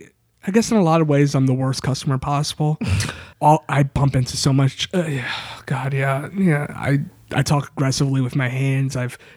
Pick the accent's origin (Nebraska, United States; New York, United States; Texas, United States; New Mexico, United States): New York, United States; I am from New York.